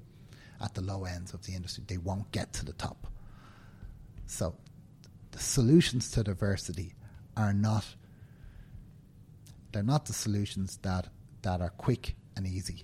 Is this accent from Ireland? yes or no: yes; Dublin, Leinster, Ireland; You can tell from my accent that I was born and live in Dublin